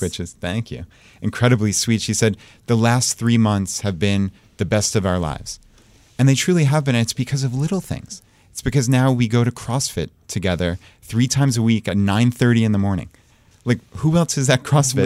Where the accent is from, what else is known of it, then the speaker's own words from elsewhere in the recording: Long Island, New York, United States; moved away as an adult; now in Richmond, Virginia, United States; We're from Long Island, New York